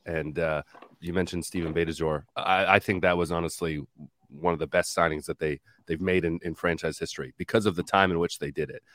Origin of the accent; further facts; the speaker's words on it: Canada; we as as Canadian soccer supporters and observers